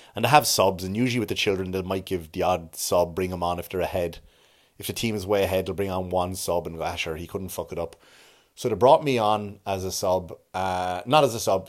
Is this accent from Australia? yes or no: no; Enniscorthy, Leinster, Ireland; my hometown